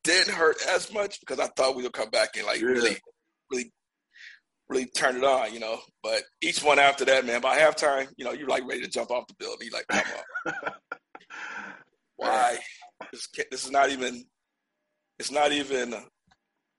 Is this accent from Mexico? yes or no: no; Buffalo, New York, United States; moved away as an adult; also born or lived in Georgia; I was born in Georgia, but I was raised in Buffalo from the time I was 5 to the time I turned 18